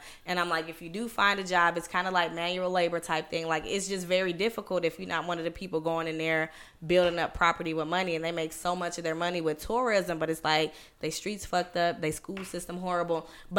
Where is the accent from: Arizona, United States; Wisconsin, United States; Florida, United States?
Wisconsin, United States; Milwaukee; I grew up on 29th and Brown